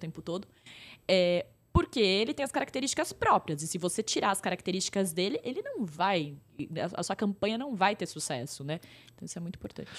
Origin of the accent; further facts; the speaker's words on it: Pirajuí, São Paulo, Brazil; eu sou de uma cidade do interior de São Paulo, bem pequena